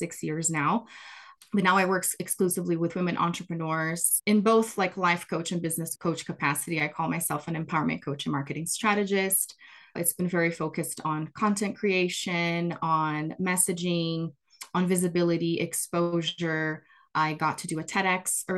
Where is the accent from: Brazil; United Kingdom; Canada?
Brazil; English is a second language; moved away; I am originally from Brazil, grew up there, born and raised.